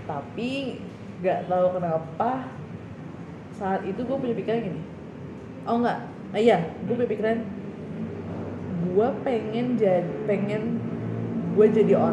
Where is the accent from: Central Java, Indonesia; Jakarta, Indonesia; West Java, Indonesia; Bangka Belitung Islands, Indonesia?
West Java, Indonesia; kan gue uh, Sunda kan hmm. kalau gue Sunda